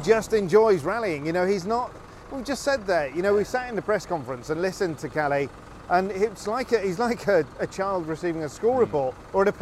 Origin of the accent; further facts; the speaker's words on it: Scotland, United Kingdom; As a Brit and as a Scot